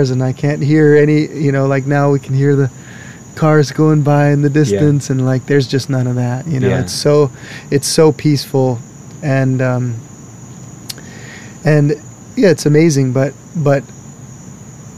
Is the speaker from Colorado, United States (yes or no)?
no; Hawaii, United States; moved away as an adult; now in Washington, United States; I'm born and raised in Hawaii